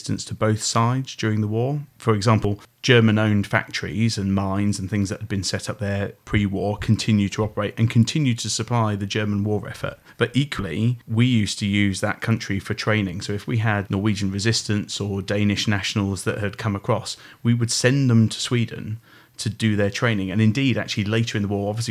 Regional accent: Oxfordshire, South East England, United Kingdom; I was brought up in Oxfordshire

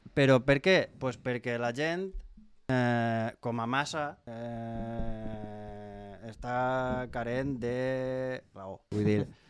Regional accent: Pego, Valencian Community, Spain; jo sóc de Pego

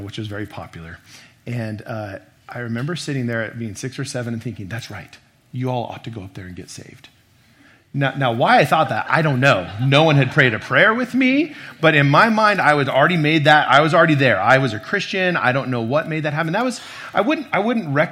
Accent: Boise, Idaho, United States; I grew up here in Boise

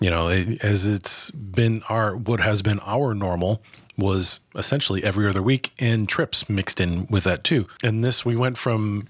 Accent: Massachusetts, United States; moved away; I've got a really good core of friends that I grew up with in Massachusetts

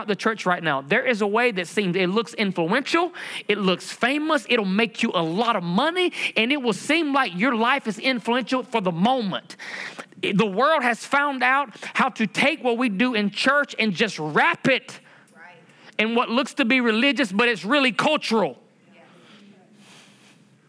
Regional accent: United States; I'm a Native American Indian

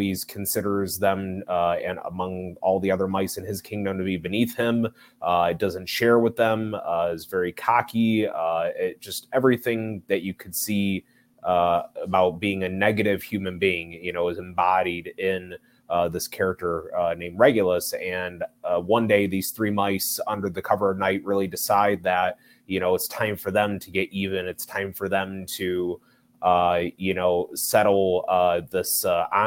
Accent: Chicago, Illinois, United States; I am originally from Chicago, Illinois, here in the northwest suburbs

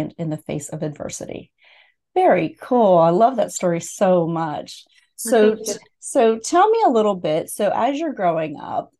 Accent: Pennsylvania, United States; moved away; I grew up in Pennsylvania as well

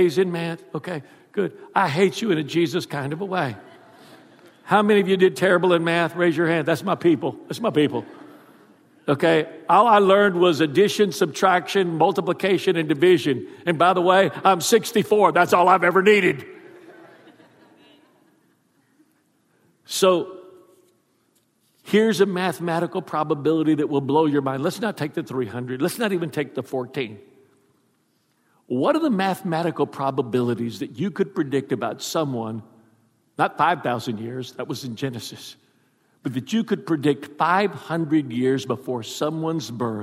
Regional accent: Houston, Texas, United States; moved away as an adult; also born or lived in South Louisiana; I am from Texas. That's where I was born and raised, in Houston.

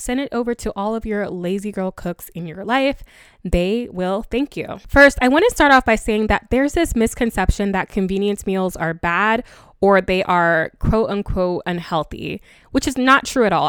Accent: Ghana; I am from Ghana and our dishes are pretty tedious

